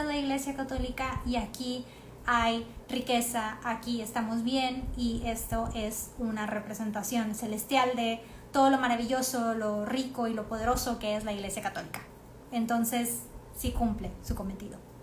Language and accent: Spanish; Mexico